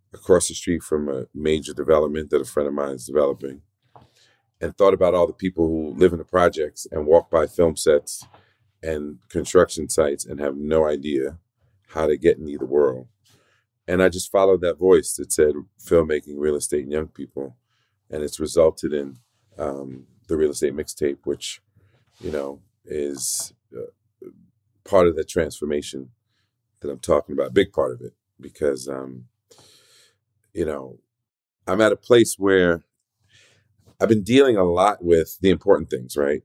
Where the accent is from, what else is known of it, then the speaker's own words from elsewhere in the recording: New York City, New York, United States; also born or lived in South Bronx; I was born in the South Bronx, raised in Spanish Harlem